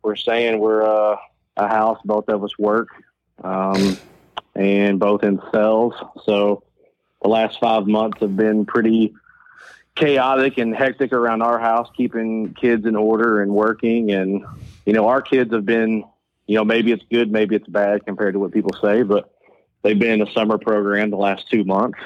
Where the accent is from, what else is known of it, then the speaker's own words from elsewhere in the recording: Louisville, Kentucky, United States; I was born and raised in Scottsdale, right off New Cut.